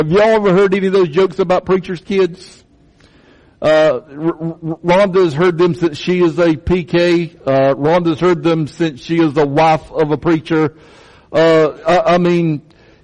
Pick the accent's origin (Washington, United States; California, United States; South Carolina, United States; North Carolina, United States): South Carolina, United States; Chesterfield County; I grew up in Chesterfield County